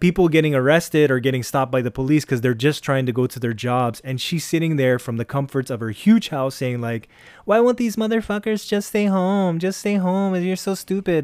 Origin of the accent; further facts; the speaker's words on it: Ortigas, Metro Manila, Philippines; we're from the Ortigas area